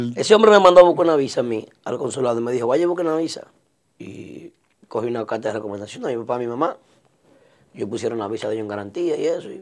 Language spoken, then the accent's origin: Spanish; Santiago de los Caballeros, Santiago, Dominican Republic; now in New York, United States; me mudé para la zona de la Yapurumía y zona sur de Santiago